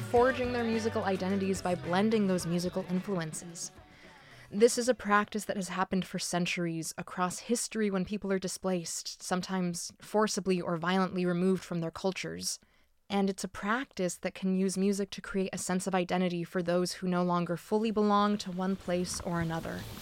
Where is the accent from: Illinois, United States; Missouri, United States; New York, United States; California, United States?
California, United States; was born and raised in California, but my family came here from Puerto Rico in the 80s